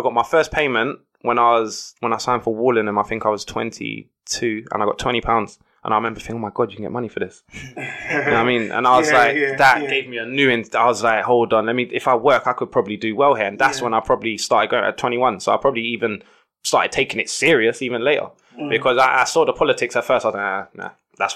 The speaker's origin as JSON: {"language": "English", "region": "London", "country": "United Kingdom", "tie": "born or raised there", "said": "I grew up in Brixton, like Tulse Hill, Brixton."}